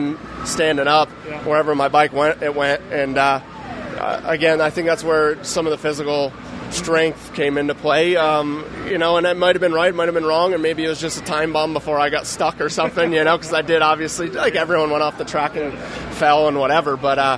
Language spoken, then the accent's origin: English; New York, United States; I'm from New York